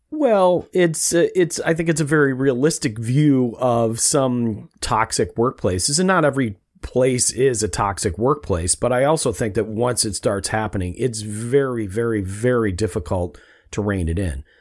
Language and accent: English; Rochester, New York, United States; we grew up in Rochester, New York